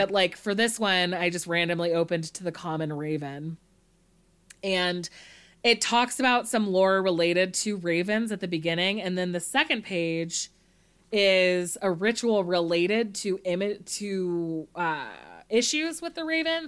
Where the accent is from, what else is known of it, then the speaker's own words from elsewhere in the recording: Monterey, California, United States; I'm from Monterey